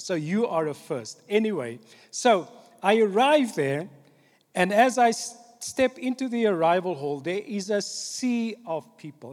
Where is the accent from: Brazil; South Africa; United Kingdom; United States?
South Africa; Cape Town, Western Cape; The church that I grew up in in Cape Town, on the Cape Flats